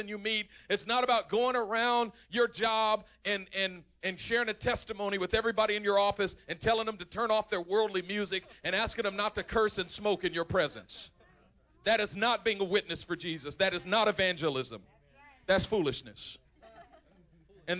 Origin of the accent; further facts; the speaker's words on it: Oakland, California, United States; I'm from East Oakland